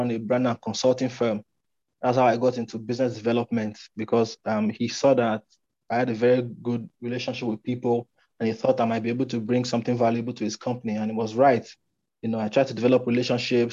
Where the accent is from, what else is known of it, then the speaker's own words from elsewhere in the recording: Nigeria; I'm from Nigeria, right? And Nigeria is a developing country. And some of the things here don't work